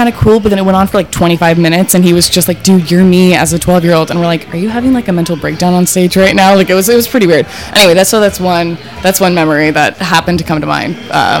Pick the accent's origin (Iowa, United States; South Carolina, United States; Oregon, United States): Oregon, United States; moved away as an adult; now in San Francisco, United States; I'm from Oregon originally, but I live here in the city.